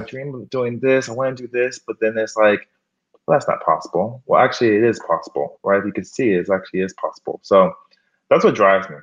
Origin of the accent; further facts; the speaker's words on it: Miami, Florida, United States; moved away as an adult; also born or lived in Gainesville, Florida / Harlem, New York City; now in New York City, United States; I'm actually from Miami, Florida